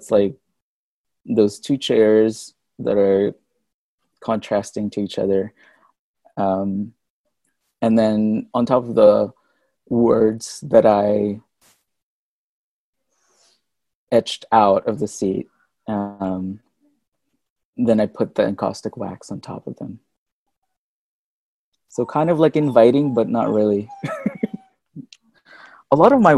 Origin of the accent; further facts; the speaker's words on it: Manila, Metro Manila, Philippines; moved away as an adult; now in Houston, United States; when I had left Manila, I was already in college